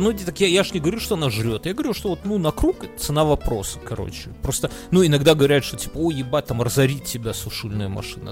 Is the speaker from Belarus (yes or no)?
yes; Belarus; moved away